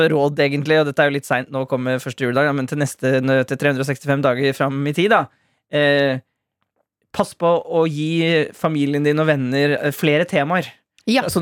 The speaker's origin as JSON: {"language": "Norwegian", "town": "Sandefjord", "region": "Vestfold", "country": "Norway", "said": "Jeg er jo fra Sandefjord! Hallo!"}